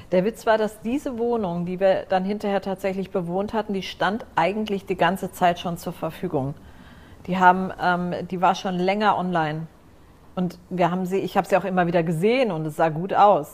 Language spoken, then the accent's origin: German; Frankfurt, Hesse, Germany; moved away as an adult; also born or lived in Lower Rhine, Germany / Vienna, Austria; now in Cyprus; Da bin ich aufgewachsen und Frankfurt.